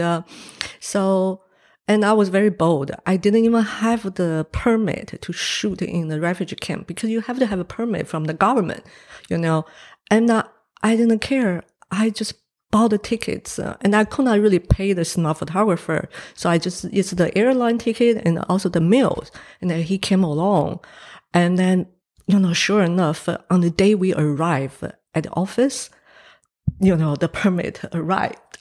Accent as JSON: {"language": "English", "country": "Taiwan", "tie": "born or raised there", "second_language": "English", "moved": "yes", "lives_now": "New Zealand", "said": "I was born in Taiwan"}